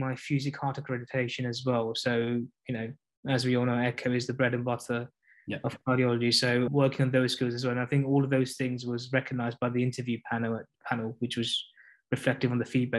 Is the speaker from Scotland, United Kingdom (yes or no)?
no; London, United Kingdom; moved away; I am from East London myself